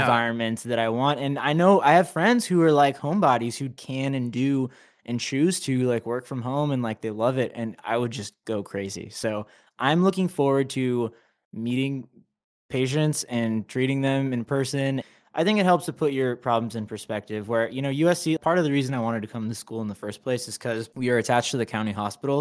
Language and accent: English; Anaheim, California, United States; moved away as an adult; now in Los Angeles, United States; I was, you know, raised in Anaheim, Orange